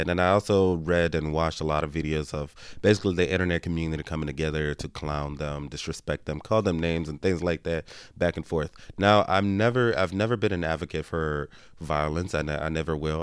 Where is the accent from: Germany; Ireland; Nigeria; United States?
Nigeria; I'm Nigerian